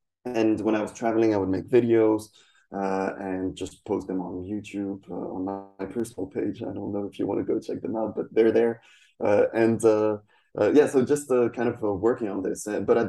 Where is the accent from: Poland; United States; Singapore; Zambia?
Poland; English is a second language; also born or lived in France; So I'm French and Spanish, half half. But I grew up in Poland. I've lived between France and Poland kind of on and off, but mostly Poland